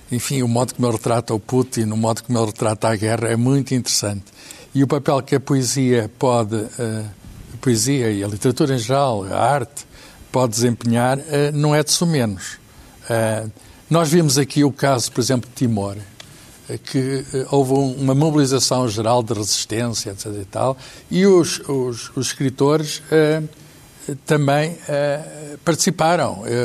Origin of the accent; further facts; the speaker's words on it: Mozambique; born there; foi só cortelar em Londres, nascemos, eh, em Moçambique